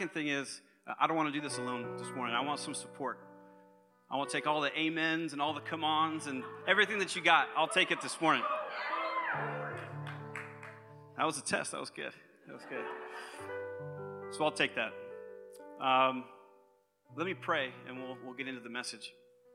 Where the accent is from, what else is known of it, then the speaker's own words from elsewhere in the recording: Concord, California, United States; I was born and raised right here in the Bay Area, not too far from here actually, just over Ignacio in Concord